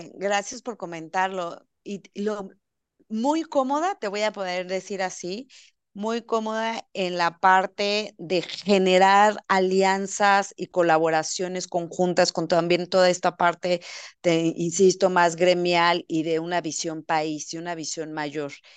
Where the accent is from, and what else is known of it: Sonora, Mexico; born or raised there